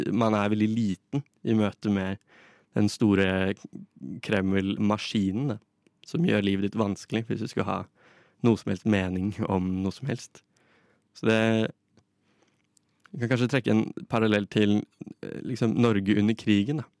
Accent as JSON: {"language": "Norwegian", "country": "Russia", "second_language": "Norwegian", "said": "Jeg kommer fra Russland, eh, og Russland har i nesten hele sin historie eh, vokst og, vokst"}